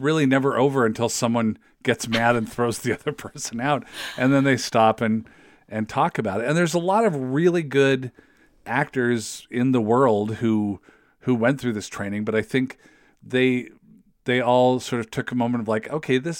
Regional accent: West Coast, United States; I don't think I'd ever been east of like Iowa in my life. You know, I grew up on the West Coast.

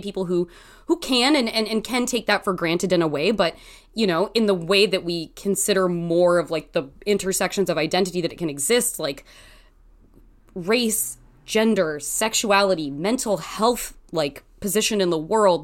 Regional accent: Canby, Oregon, United States; did grow up in a very Christian surrounding environment in the state of Oregon.

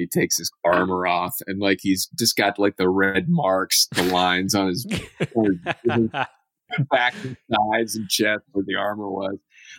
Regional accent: Dallastown, Pennsylvania, United States; I grew up in Dallastown, Pennsylvania.

